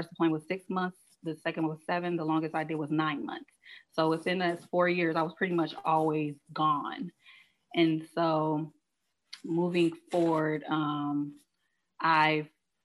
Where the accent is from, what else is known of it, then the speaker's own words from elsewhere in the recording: Chicago, Illinois, United States; moved away as an adult; I'm originally from Chicago, born and raised